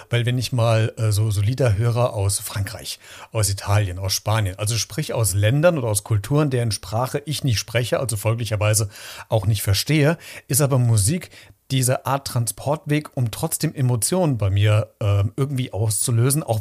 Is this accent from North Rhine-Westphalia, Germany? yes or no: no; Hesse, Germany; Botschafter für Mittelhessen. Ich komme ja selbst aus Mittelhessen.